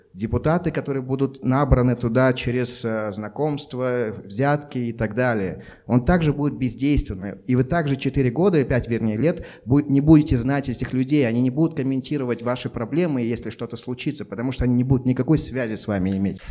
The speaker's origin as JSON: {"language": "Russian", "region": "Almaty", "country": "Kazakhstan", "said": "Я алматинец"}